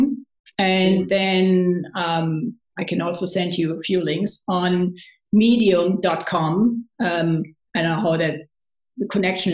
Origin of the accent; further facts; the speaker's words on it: Cologne, North Rhine-Westphalia, Germany; English is a second language; moved away as an adult; also born or lived in San Francisco; I'm from Cologne